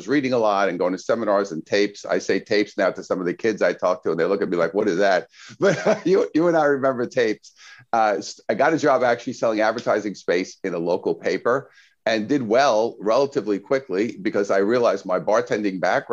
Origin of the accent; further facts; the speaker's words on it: New York City, New York, United States; moved away as an adult; now in Southern California, United States; I'm from Brooklyn originally as a kid, grew up there